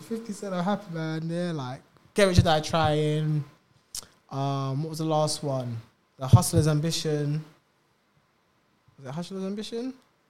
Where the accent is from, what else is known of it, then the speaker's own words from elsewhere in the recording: United Kingdom; Nah, I'm a British man.